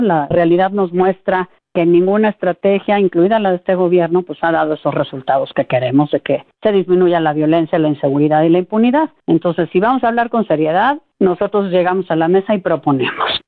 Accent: Mexico; como mexicanos

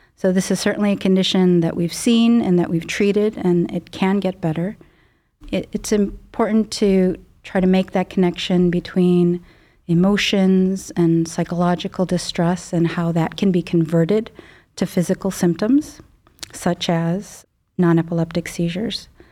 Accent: Chicago suburbs, Illinois, United States; moved away as an adult; now in Cleveland, United States; I grew up in the Midwest, um, Chicago suburbs

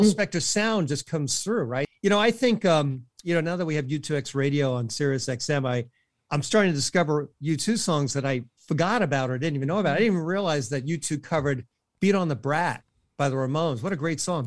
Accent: Brooklyn, New York, United States; now in Long Island, United States; I was born in Brooklyn, and I, I live on Long Island

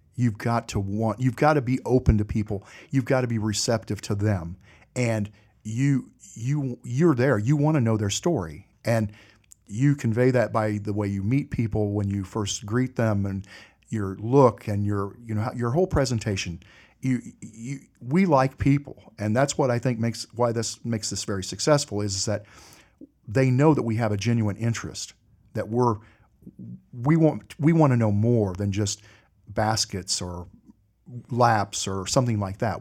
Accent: Indiana, United States; now in North Carolina, United States; I grew up in Indiana.

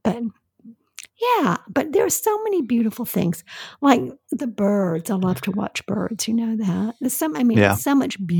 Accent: England, United Kingdom; I'm from England.

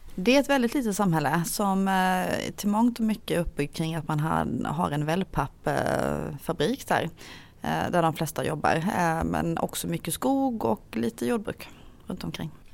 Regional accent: Hylte, Halland County, Sweden; moved away as an adult; now in Halmstad, Sweden; Jag är eh, född och uppvuxen i Hylte kommun som är en kommun som ligger i Halland men på eh, gränsen till Småland

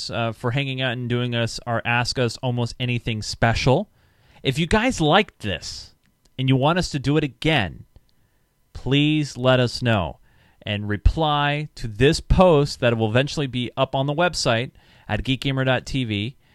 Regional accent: New Zealand; I'm …, or … as my Minecraft, and I come from New Zealand. A Kiwi, I think that's what they call them.

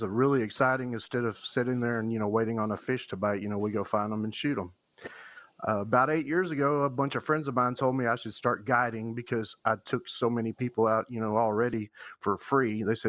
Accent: Texas, United States

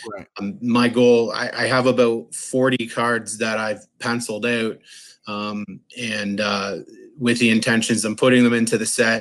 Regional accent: Canada; being a Canadian

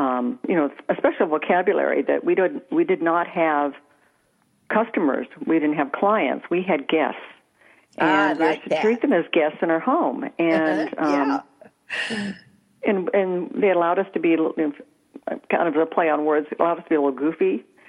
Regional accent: Des Moines, Iowa, United States; moved away as an adult; also born or lived in Missouri / Orange County, California; now in Silicon Valley, United States; I was born and raised in Des Moines, Iowa.

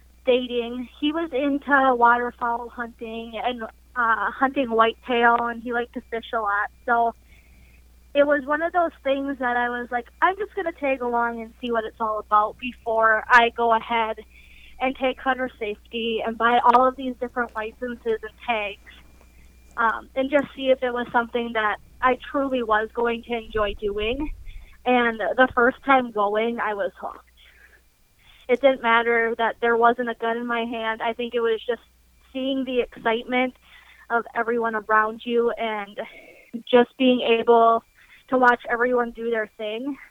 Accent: Eastern Wisconsin, United States; I'm from Eastern Wisconsin

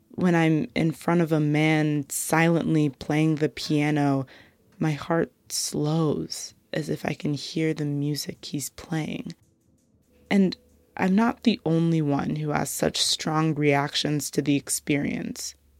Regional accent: United States; I grew up Black in America

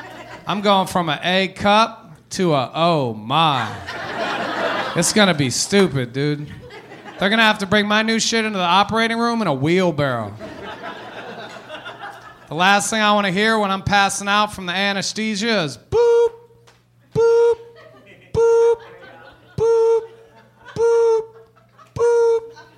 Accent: Philippines; Because their mother is Jewish, and I am Filipino.

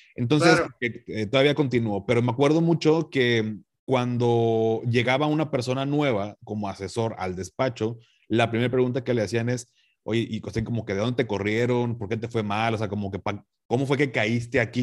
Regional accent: Mexico

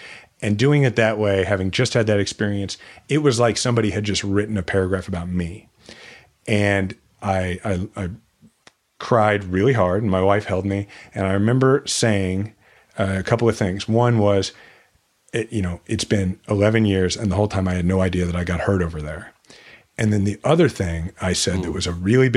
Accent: Kansas City, Missouri, United States; my hometown that I love.

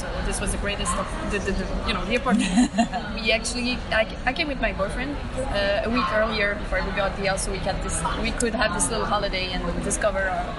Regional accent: Canada; you know we're from Canada, so everything here in the south is new to us.

